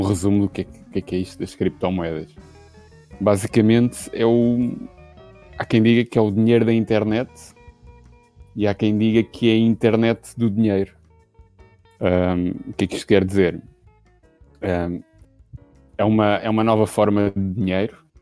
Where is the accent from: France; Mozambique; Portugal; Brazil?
Portugal; Lisbon; Sou de Lisboa, mas estou no Porto neste momento, na casa dos sogros